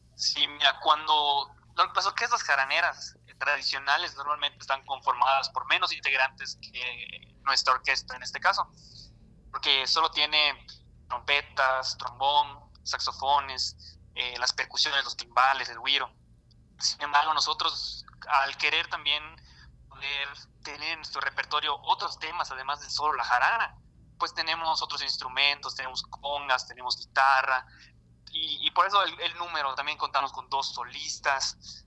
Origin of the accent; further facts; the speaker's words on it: Tizimín, Yucatán, Mexico; yo soy originario de Tizimín, entonces ahí es conocido que es tierra de músicos